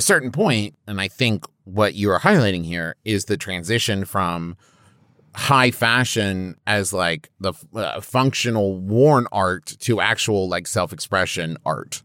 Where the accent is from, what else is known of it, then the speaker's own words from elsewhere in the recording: Huntington, West Virginia, United States; I'm from Huntington, West Virginia